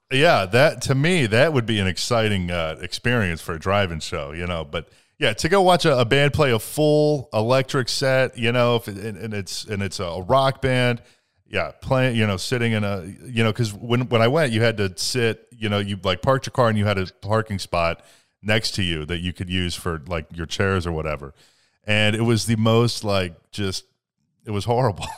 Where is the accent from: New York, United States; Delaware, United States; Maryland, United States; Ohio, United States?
Ohio, United States; born or raised there